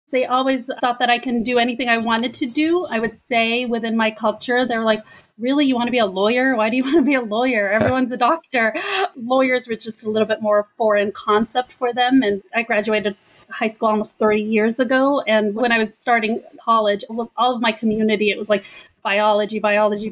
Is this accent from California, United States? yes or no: yes; Pico Rivera, California, United States; also born or lived in Egypt; my family and I immigrated to the United States from Egypt when I was two years old. I came straight to a little city called Pico Rivera in California